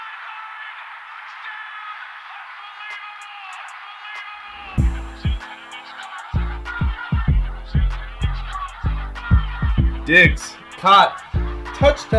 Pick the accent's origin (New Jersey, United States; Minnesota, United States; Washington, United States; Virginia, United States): Minnesota, United States; us Minnesotans